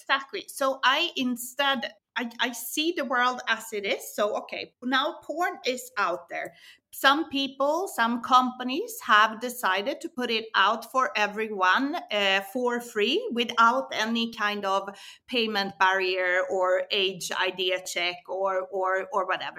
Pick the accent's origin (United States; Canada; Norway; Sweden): Sweden; moved away as an adult; also born or lived in Barcelona; I was born in Sweden. Uh, I Eh, studied political science. I moved down to Barcelona when I was in my 20s.